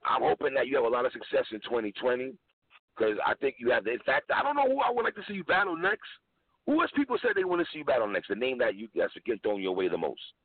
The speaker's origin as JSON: {"language": "English", "region": "New York", "country": "United States", "said": "even as a New Yorker"}